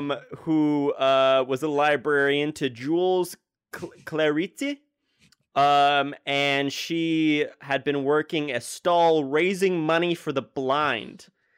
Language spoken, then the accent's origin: English; New York City, New York, United States; I am from New York City. I was born here, and I am sure I'll probably die here